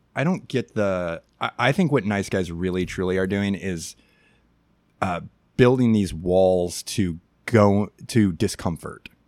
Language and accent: English; Chicago, Illinois, United States; I grew up in Chicago in the 1990s